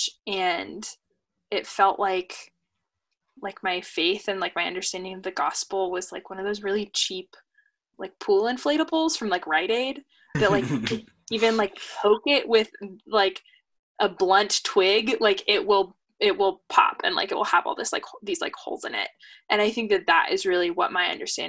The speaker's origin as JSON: {"language": "English", "town": "Seattle", "region": "Washington", "country": "United States", "tie": "born or raised there", "said": "living and growing up in Seattle and going to public school in Seattle"}